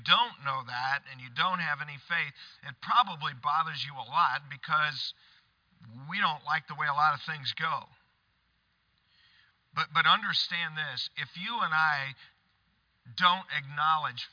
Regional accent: Michigan, United States; on the family farm where I grew up in Michigan

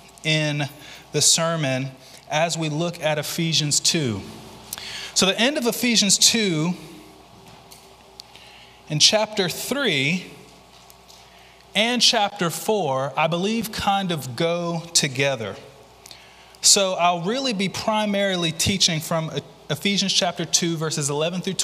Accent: Mobile, Alabama, United States; moved away as an adult; also born or lived in Louisville, Kentucky; I'm originally from Mobile.

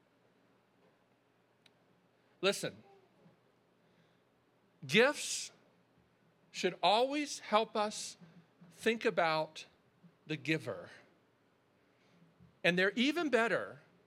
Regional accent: Baltimore, Maryland, United States; we grew up in Baltimore

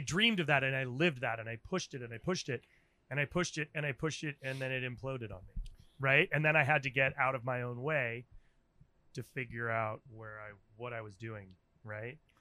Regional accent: Rhode Island, United States; moved away as an adult; also born or lived in Washington, D.C.; now in San Francisco, United States; I'm from Rhode Island

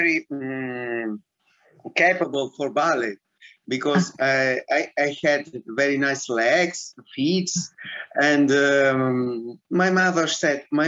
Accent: Rome, Lazio, Italy; English is a second language; moved away as an adult; now in Saint Petersburg, Russia; I was born in Rome.

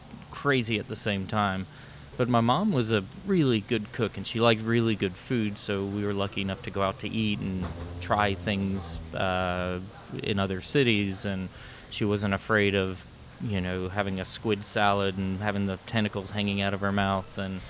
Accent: Greenwood, South Carolina, United States; also born or lived in Long Island / Jacksonville; On Long Island, so I should be Mets, but I'm Yankees. Jacksonville, Florida, very briefly, and then to Greenwood, South Carolina, upstate South Carolina.

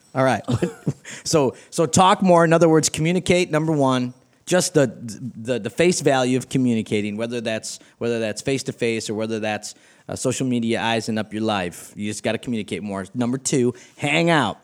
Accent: East Coast, United States; Irish from the East Coast

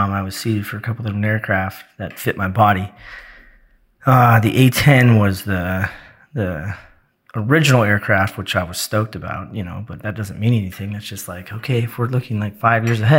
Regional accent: Oregon, United States; moved away as an adult; also born or lived in Florida / Georgia / Arizona / Germany; now in North Carolina, United States; I moved from Oregon originally, straight out of high school to Florida

